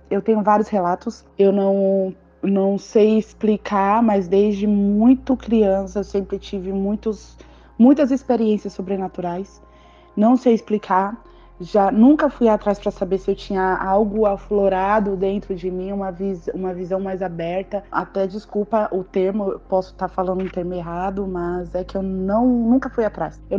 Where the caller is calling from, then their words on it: São Paulo, Brazil; sou de São Paulo, Zona Norte.